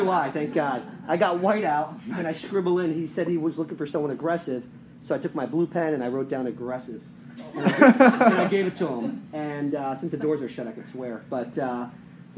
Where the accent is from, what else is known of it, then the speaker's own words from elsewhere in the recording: Newark, New Jersey, United States; I grew up in New Jersey, and pretty humble beginnings by the projects of Newark, New Jersey